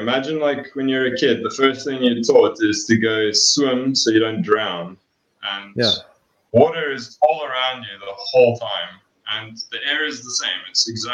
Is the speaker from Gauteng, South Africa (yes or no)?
yes; Johannesburg, Gauteng, South Africa; moved away as an adult; now in Malmesbury, South Africa; I grew up in Joburg. Pretty much lived my whole life in a suburb. I think it's Melville, just next to Auckland Park.